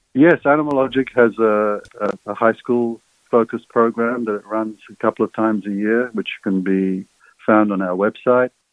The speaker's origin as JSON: {"language": "English", "town": "Sydney", "region": "New South Wales", "country": "Australia", "tie": "born or raised there", "also_born_or_lived": "Egypt", "said": "I was uh, an immigrant kid growing up in Sydney's West in the 1960s"}